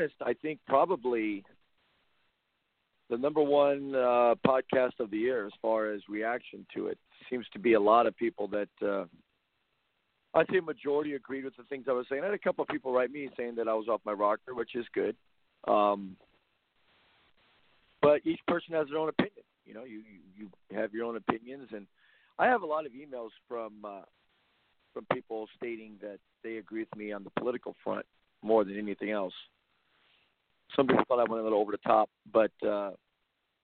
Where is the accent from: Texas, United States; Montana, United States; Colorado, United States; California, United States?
California, United States; Compton; I grew up in the Compton area